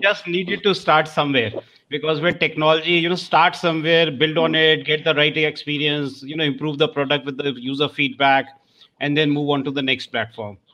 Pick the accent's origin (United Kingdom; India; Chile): India; accent: Indian; My Indian accent is very different